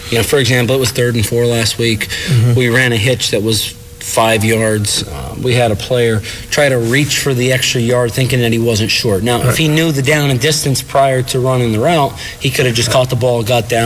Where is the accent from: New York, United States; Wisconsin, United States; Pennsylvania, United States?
Pennsylvania, United States; Shamokin; moved away; I was originally from Shamokin